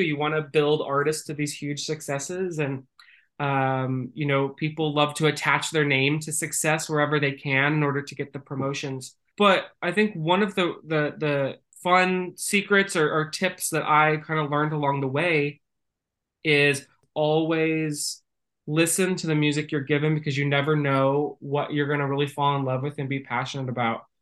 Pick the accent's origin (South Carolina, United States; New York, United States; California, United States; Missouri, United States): California, United States; Northern; moved away; I grew up in Northern California uh, within an agriculture family